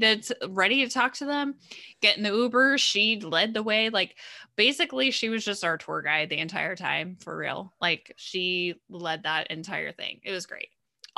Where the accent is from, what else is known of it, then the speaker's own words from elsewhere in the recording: Southern California, United States; we grew up in Southern California, right? So we're pretty used to like Spanish speaking and we know certain words here and there, right?